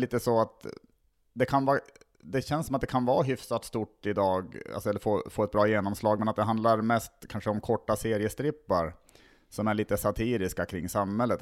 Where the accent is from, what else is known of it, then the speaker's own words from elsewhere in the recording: Tärnaby, Västerbotten County, Sweden; also born or lived in Skellefteå; now in Stockholm, Sweden; Jag kommer ursprungligen från Tärnaby uppe i, i Lappland